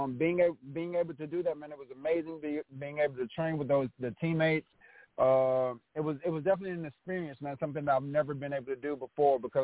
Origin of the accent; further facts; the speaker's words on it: Georgia, United States; I'm from Georgia, and Georgia is a big football state